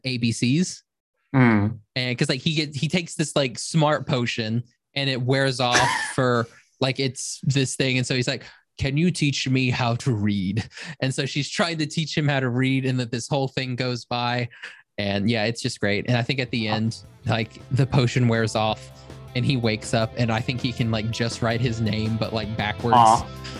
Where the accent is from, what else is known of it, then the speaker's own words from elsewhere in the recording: Oklahoma, United States; I'm from Oklahoma.